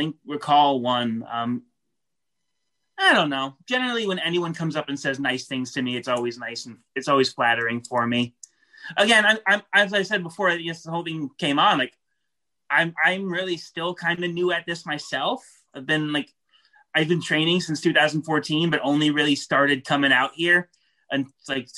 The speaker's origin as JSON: {"language": "English", "region": "New York", "country": "United States", "said": "I'm from New York"}